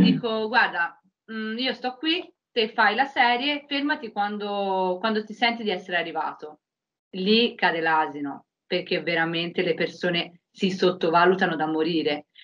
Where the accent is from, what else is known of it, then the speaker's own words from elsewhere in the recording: Prato, Tuscany, Italy; vengo da Prato, in Toscana